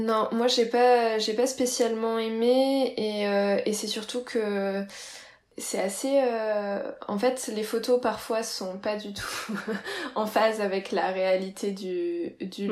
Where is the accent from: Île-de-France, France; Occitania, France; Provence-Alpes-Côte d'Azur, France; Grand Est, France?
Grand Est, France; Reims; moi je viens de, de Reims